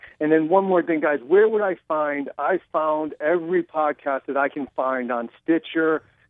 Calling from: Fort Lauderdale, Florida, United States; Fort Lauderdale, Florida.

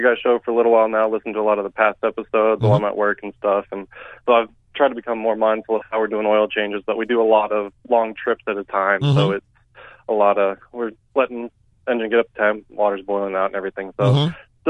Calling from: Cleburne, Texas, United States; I'm out in Cleburne, Texas, a little south of Fort Worth.

